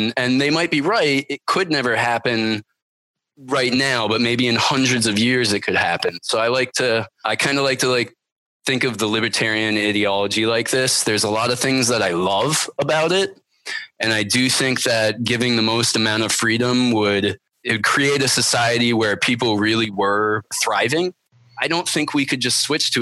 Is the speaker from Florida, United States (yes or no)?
no; Vermont, United States; I grew up pretty poor in Vermont